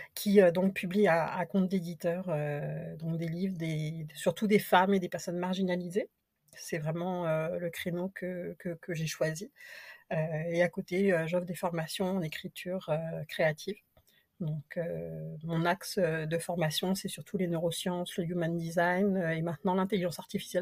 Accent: France; moved away as an adult; now in Quebec, Canada; je suis française d'origine

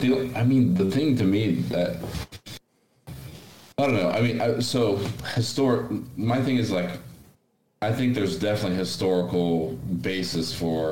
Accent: Brazil; now in United States; I grew up in Brazil

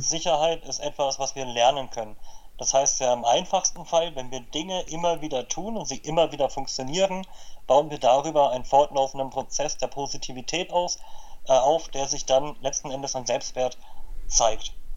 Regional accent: Berlin, Germany; born or raised there

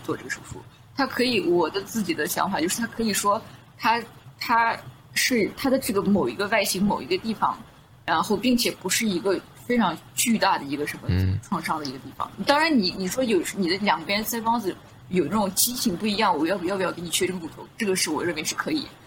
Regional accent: Southern Xinjiang, China; moved away; also born or lived in United States; 我是在南疆长大

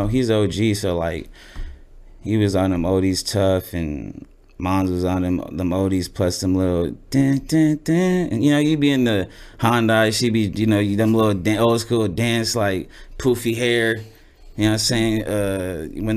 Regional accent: Gardena, California, United States; I was raised in Gardena, California

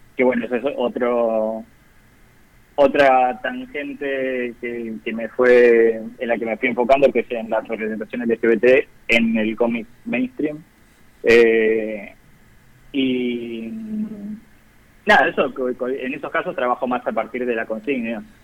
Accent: Zárate, Buenos Aires Province, Argentina; now in Buenos Aires, Argentina; Yo soy de Zárate originalmente, provincia de Buenos Aires.

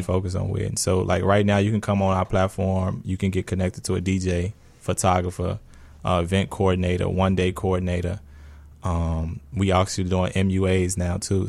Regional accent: Chicago, Illinois, United States; I grew up in Roseland.

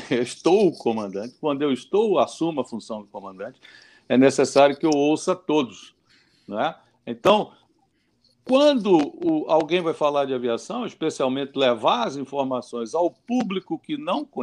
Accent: Recife, Pernambuco, Brazil; eu saí de Recife, eu sou de Recife.

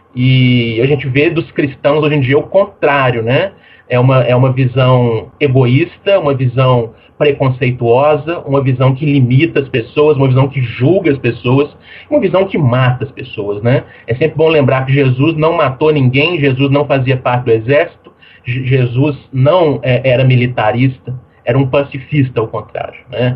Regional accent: Brazil; como todos nós, né, que nascemos no Brasil

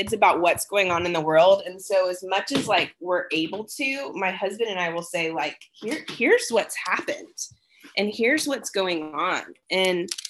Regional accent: Dallas, Texas, United States; also born or lived in Washington, D.C.; now in Smyrna, United States; where I grew up in Dallas, it was pretty diverse

